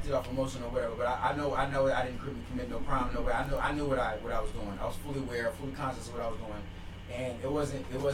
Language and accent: English; Chicago, Illinois, United States; also born or lived in Champaign, Illinois; I'm from Chicago, man. I was born in Champaign, Brad, Illinois, man. And I'm from Chicago